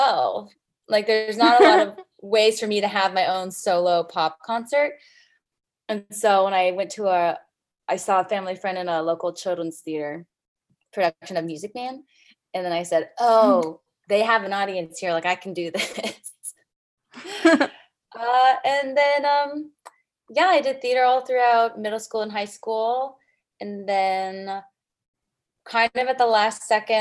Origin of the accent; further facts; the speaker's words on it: San Jose, California, United States; I was born and raised in San Jose, California.